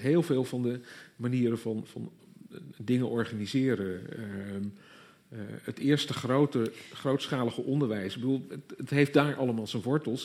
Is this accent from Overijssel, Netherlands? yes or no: no; Groningen, Netherlands; moved away; also born or lived in Leiden; ik kom zelf niet uit Gelder, ik kom uit Groningen, maar ook zo'n gebied waar je op een zeker moment ineens ontdekt dat je wel al jarenlang op school gehoord hebt over de graven van Holland, maar dat notabene in het gebied waar je zelf vandaan komt